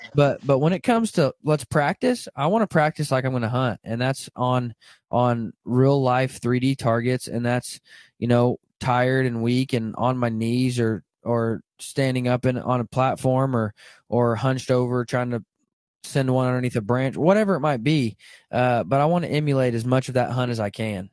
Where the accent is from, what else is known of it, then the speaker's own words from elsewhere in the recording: Arkansas, United States; now in Kansas, United States; I grew up in Arkansas, and, uh, now I live in Kansas